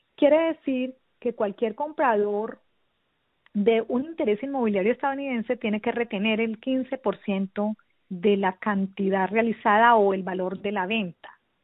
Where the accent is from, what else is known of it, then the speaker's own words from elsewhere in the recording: Versalles, Valle del Cauca, Colombia; moved away as an adult; now in Boynton Beach, United States; yo soy eh, colombiana, eh, nací en un pueblito del norte del valle, en las montañas, Versalles Valle